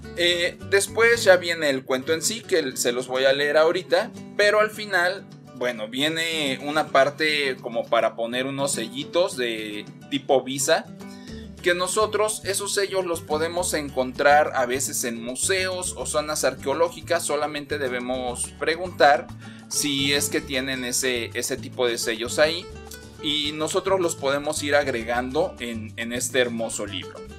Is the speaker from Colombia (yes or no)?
no; Mexico; este documento que nosotros como mexicanos tenemos